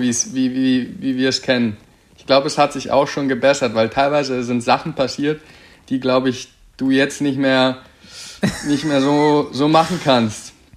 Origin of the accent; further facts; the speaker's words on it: Berlin, Germany; also born or lived in Cottbus / Erzgebirge; now in Hürth, Germany; ursprünglich komme ich aus Berlin, war dann auf der Sportschule in Cottbus ähm, bis 2018 Frühjahr